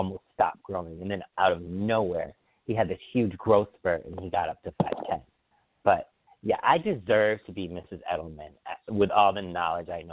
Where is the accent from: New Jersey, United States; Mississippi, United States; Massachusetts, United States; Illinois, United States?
Massachusetts, United States; Feeding Hills; I grew up in Feeding Hills, Mass.